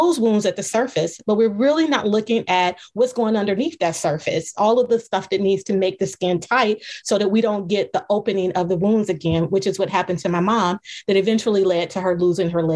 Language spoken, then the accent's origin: English; Cleveland, Ohio, United States; I am from Cleveland, Ohio